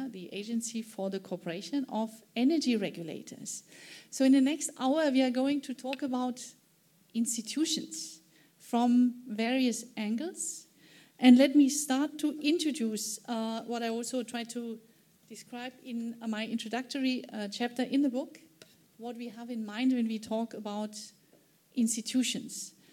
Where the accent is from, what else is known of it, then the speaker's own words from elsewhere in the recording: Germany; my home country, Germany